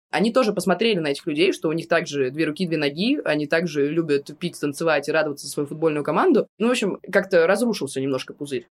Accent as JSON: {"language": "Russian", "country": "Russia", "also_born_or_lived": "Moscow", "said": "я из России"}